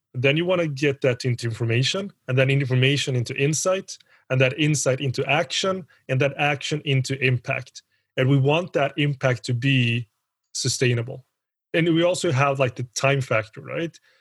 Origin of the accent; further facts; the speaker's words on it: Sweden; also born or lived in Colombia / United Kingdom / South Korea / Switzerland; I am Swedish, even though I look Colombian, and that's because I am Colombian, because I'm adopted from Colombia. Been in Sweden